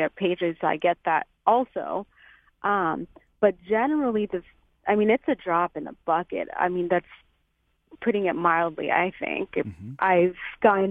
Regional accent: Chicago, Illinois, United States; moved away as an adult; now in Rock Island, United States; we're from Chicago

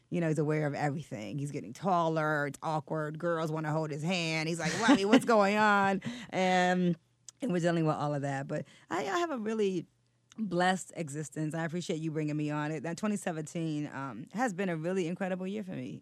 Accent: Detroit, Michigan, United States; moved away as an adult; also born or lived in New York; I grew up on the West Side

